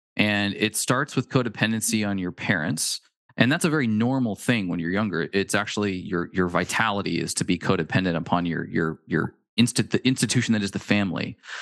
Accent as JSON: {"language": "English", "region": "Pacific Northwest", "country": "United States", "tie": "born or raised there", "said": "We're from the Pacific Northwest"}